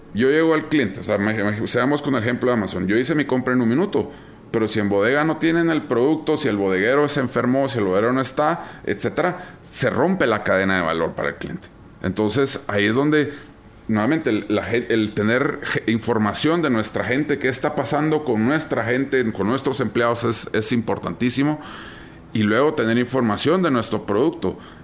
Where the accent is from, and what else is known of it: Guatemala